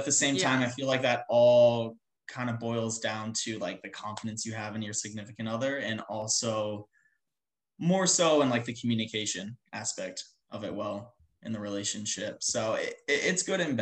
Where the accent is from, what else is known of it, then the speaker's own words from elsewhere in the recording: Tampa, Florida, United States; the kid from Tampa